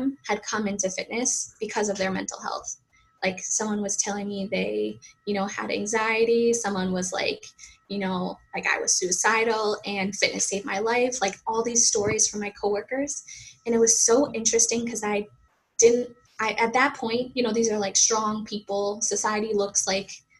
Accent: Massachusetts, United States; accent: Boston; I'm originally from Massachusetts, USA.

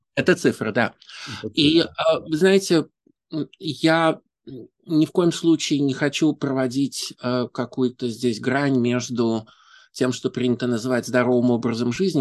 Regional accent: Saint Petersburg, Russia; moved away as an adult; now in New York, United States; Я из Петербурга

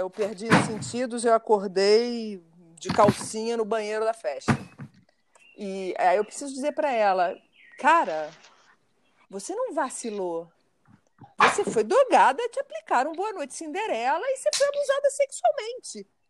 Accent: Brazil; eu, sendo brasileira

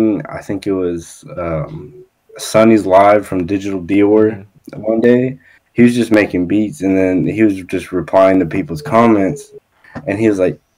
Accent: Dallas, Texas, United States; I'm from Dallas. So I'm just I'm just outside of Dallas. I'm from Texas

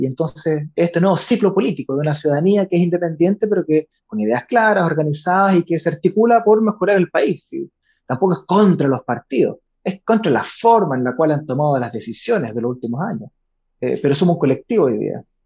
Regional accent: Viña del Mar, Valparaíso, Chile; also born or lived in Chiloé / Puerto Saavedra; soy de Valparaíso, Viña del Mar

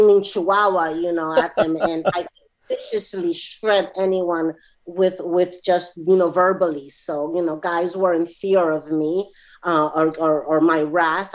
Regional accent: New York City, New York, United States; I'm from New York City, and specifically I'm from Queens

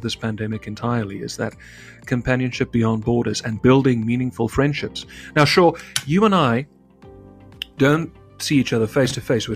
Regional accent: South Africa; I'm a South African

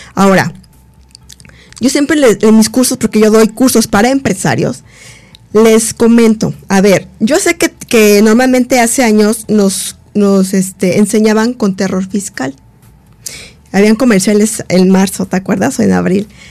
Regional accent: Mexico; como mexicana

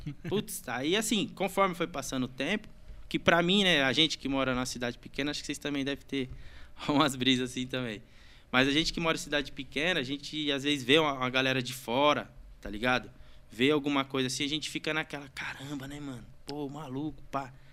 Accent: Santa Isabel, São Paulo, Brazil; sou nascido e criado aqui em São Isabel mesmo

